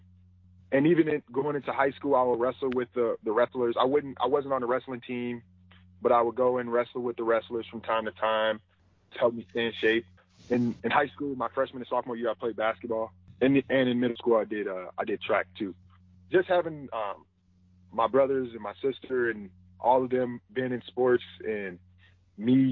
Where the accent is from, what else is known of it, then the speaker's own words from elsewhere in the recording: Wisconsin, United States; I grew up in Wisconsin